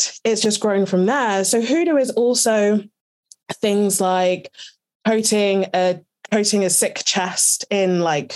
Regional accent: United Kingdom; I'm British and I'm born and raised with my mum in the UK and my mum is Jamaican.

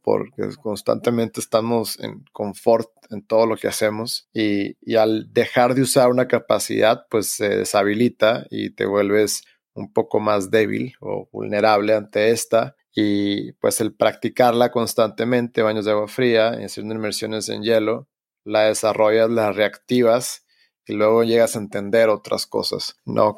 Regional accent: Hermosillo, Sonora, Mexico; moved away; yo que soy de Hermosillo

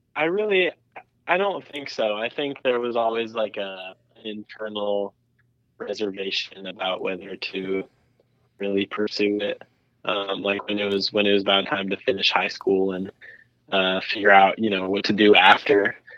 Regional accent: Los Angeles, California, United States; I grew up in Laurel Canyon

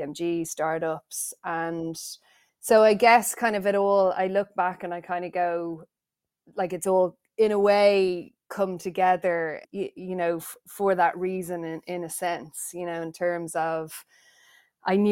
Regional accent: Ireland; accent: Irish; the accent is a dead giveaway. I am Irish. I was born in Ireland

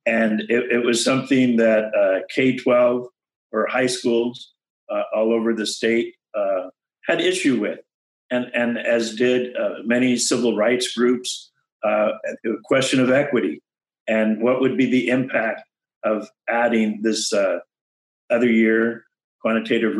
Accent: California, United States; also born or lived in Panama; growing up in California, starting in kindergarten here in California

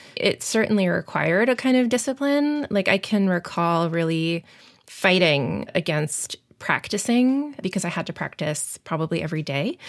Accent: Long Island, New York, United States; moved away as an adult; also born or lived in Omaha; growing up on Long Island, I had such easy access to New York City

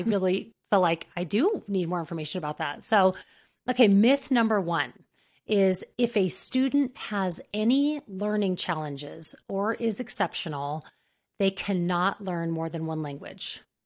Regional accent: New Mexico, United States; I grew up in New Mexico, about an hour f-, from, um, the, from Mexico

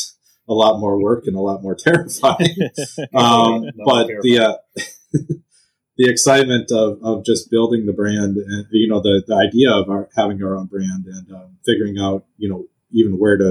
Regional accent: St. Louis Park, Minnesota, United States; also born or lived in Duluth, Minnesota; I grew up in just outside of Minneapolis in St. Louis Park

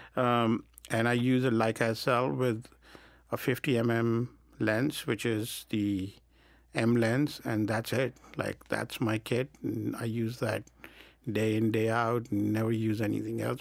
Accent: India; moved away; I grew up in India, which is so hot

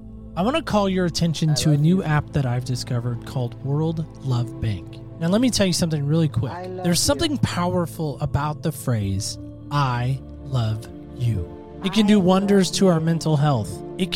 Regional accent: Camp Lejeune, North Carolina, United States; born there; So I was born in this little community of Camp Lejeune, North Carolina.

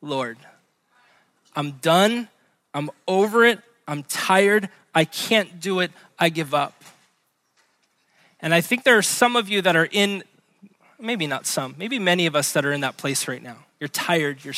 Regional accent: Honolulu, Hawaii, United States; now in Kapolei, United States; I grew up in Hawaii Kai

